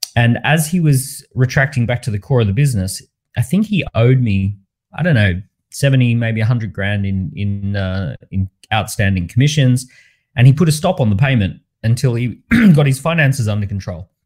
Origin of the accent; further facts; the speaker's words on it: Australia; I grew up in Australia